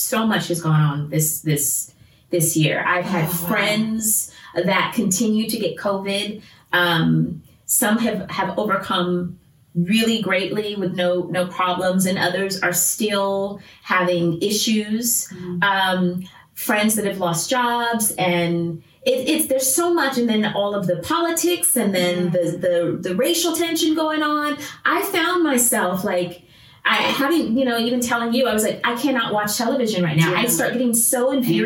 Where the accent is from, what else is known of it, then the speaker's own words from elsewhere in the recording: United States; I'm from America